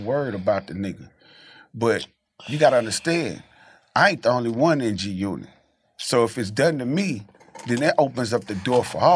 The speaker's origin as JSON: {"language": "English", "region": "the South", "country": "United States", "said": "I'm from the South"}